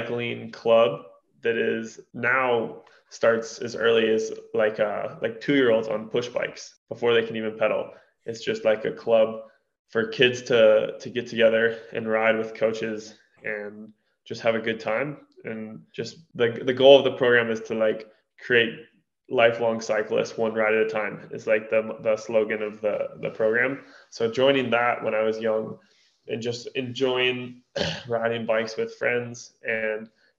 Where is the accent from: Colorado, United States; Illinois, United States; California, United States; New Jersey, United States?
Colorado, United States; Durango; I'm born and raised in Durango, Colorado